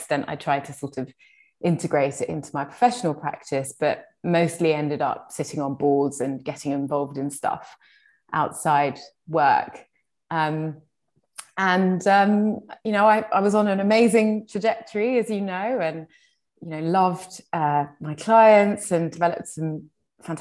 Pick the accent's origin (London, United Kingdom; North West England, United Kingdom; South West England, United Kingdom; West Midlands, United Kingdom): London, United Kingdom; also born or lived in Hammersmith; I was born here along with my three siblings. And I grew up in a really lovely working class community in Shepherd's Bush.